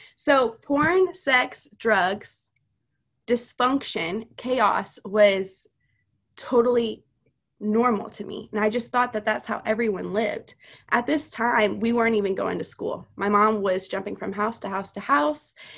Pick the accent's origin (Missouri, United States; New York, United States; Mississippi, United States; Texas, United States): Missouri, United States; also born or lived in Louisiana; Whenever I was five, we moved to Missouri from Louisiana